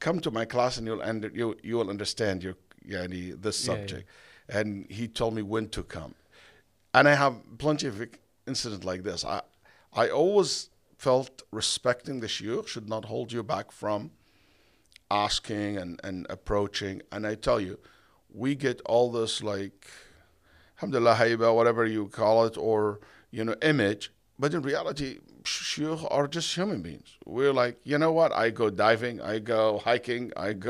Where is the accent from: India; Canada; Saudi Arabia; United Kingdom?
Saudi Arabia; English is a second language; moved away as an adult; also born or lived in Egypt; now in United States; I was born in Egypt, raised in Saudi Arabia, all my life in the Middle Eastern countries. When I went to America, I barely can speak English.